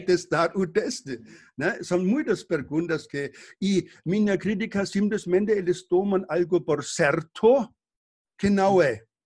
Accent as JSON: {"language": "Portuguese", "country": "Germany", "tie": "born or raised there", "moved": "yes", "said": "eu nasci, eh, cresci na Alemanha"}